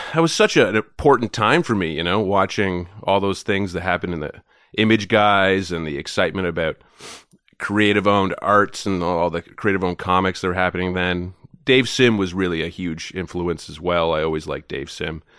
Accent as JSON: {"language": "English", "town": "Goderich", "region": "Ontario", "country": "Canada", "tie": "born or raised there", "also_born_or_lived": "Toronto", "moved": "as an adult", "said": "I grew up in a town called Goddardge, Ontario"}